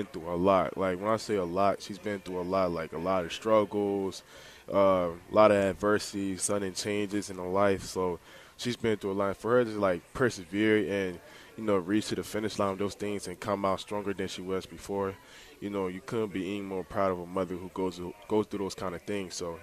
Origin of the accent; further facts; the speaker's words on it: Glenarden, Maryland, United States; also born or lived in Texas / Bladensburg, Maryland; now in Harrisonburg, United States; I grew up in Glen Arden. So I was born in Texas, lived there 3.5 years, then moved to Maryland, Prince George's County, Maryland.